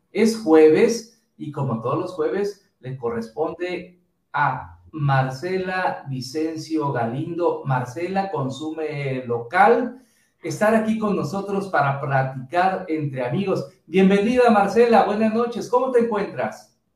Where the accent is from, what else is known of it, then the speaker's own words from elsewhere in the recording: Mexico; nuestro país